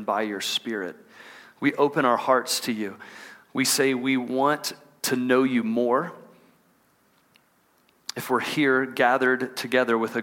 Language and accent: English; Texas, United States; moved away as an adult; now in Salt Lake City, United States; I grew up in Texas, and we moved here from Texas last summer to be a part of what God's doing in Salt Lake City